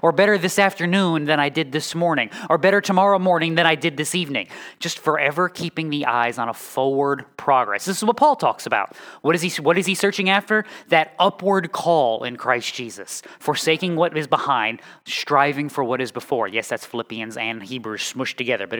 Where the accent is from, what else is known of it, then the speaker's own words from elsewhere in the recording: New England, United States; also born or lived in the South (US); now in Midwest, United States; I am from New England. I have lived in the South, and I am now in the Midwest.